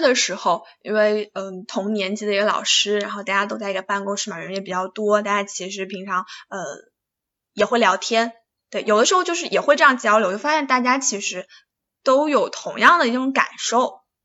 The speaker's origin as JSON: {"language": "Chinese", "region": "Hunan", "country": "China", "tie": "born or raised there", "said": "我老家也是湖南的"}